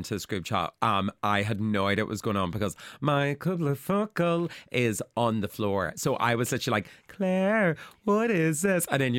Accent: Ireland

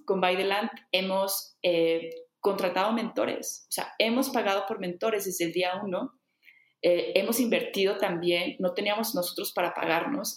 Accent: Saltillo, Coahuila, Mexico; moved away as an adult; also born or lived in Bali; yo no vivía en Saltillo, que es en donde nací aquí en México. Yo llevaba, creo que fuera de Saltillo, como 10 años

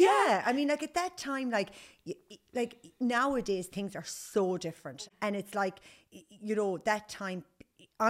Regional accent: Nenagh, Munster, Ireland; moved away as an adult; also born or lived in Limerick; now in Galway, Ireland; I grew up in Tipperary, went to school in Nina, went modelling for a couple of years in Limerick, and then moved to Galway

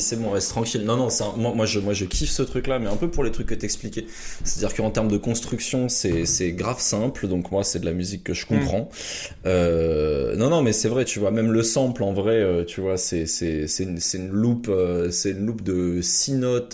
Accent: France; chez nous en France

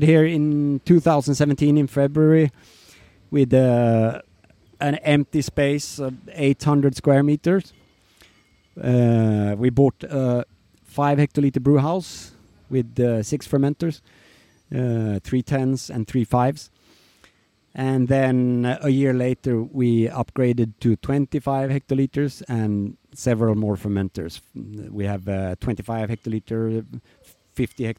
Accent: Eskilstuna, Södermanland, Sweden; moved away as an adult; also born or lived in Bangkok, Thailand; now in Nice, France; And Eskilstuna is my hometown, so that's where I come from.

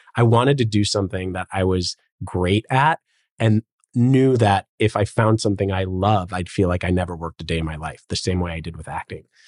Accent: Chicago, Illinois, United States; moved away as an adult; also born or lived in Los Angeles, California; now in Miami, United States; I grew up in Chicago and was a childhood actor.

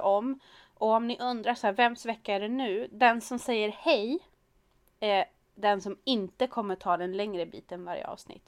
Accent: Sweden; Vi är svenskar

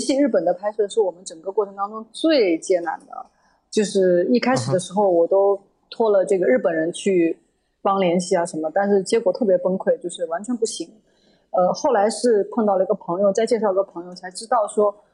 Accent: Shanghai, China; 我小时候住在上海的时候

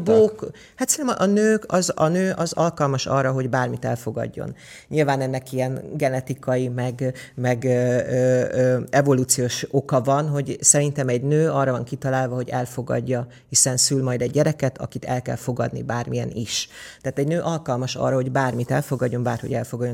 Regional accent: Érd, Pest, Hungary; also born or lived in Budapest / Mezőkövesd (parents' origin) / England; érd, érden laktunk, ja, Pestre Pestnek számítom magam, mert óvodába, iskolába ér, Pestre jártam.

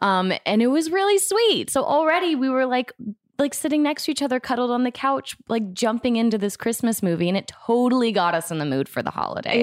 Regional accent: Florida, United States; also born or lived in Denver; now in Los Angeles, United States; I grew up in Florida, so I didn't grow up with any snow.

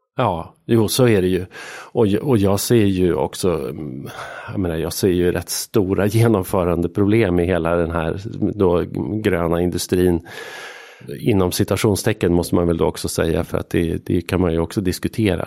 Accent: Arbrå, Gävleborg County, Sweden; moved away as an adult; jag är född och uppvuxen i en by utanför en, ett litet industrisamhälle, vattenkraftssamhälle som heter Arbro som ligger mellan Bollnäs och Järvsö.

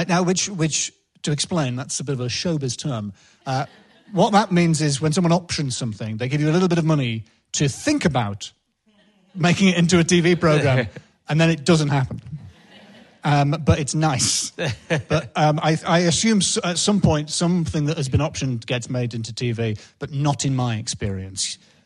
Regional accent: Northern England, United Kingdom; I'm quite an emotionally repressed English, northern man. I'm half Scottish.

